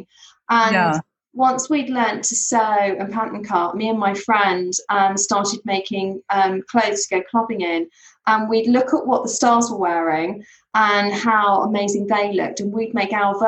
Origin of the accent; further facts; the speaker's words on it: Surrey, South East England, United Kingdom; when I was growing up, I grew up in Surrey